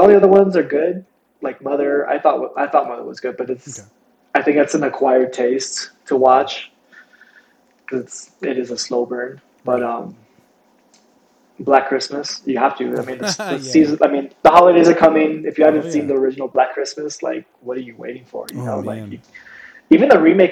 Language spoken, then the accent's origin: English; Texas, United States; now in Denver, United States; I'm from Texas